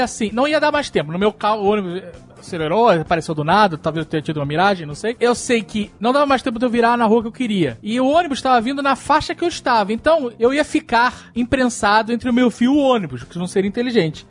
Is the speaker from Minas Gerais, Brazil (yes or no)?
no; Rio de Janeiro, Brazil; moved away; Quando eu era moleque no Rio de Janeiro